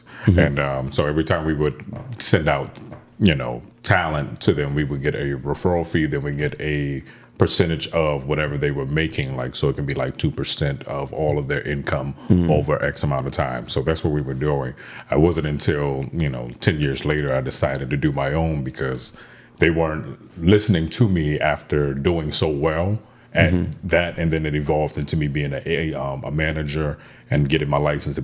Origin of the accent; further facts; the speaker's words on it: Broward, Florida, United States; also born or lived in Carol City, Florida; I was born in like Carroll City area, mm-hmm. and then I was raised in Broward.